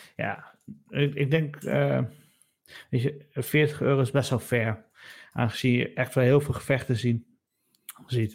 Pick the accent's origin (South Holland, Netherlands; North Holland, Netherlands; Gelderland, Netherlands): Gelderland, Netherlands; Nijmegen; wij komen zelf allebei uit Nijmegen.